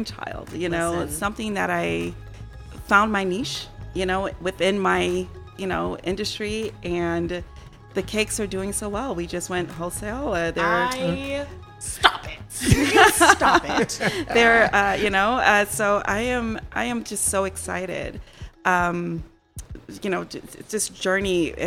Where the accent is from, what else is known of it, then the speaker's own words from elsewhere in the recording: New York City, New York, United States; now in Chicago, United States; Straight out of Brooklyn. I have to love say it. I'm a New Yorker.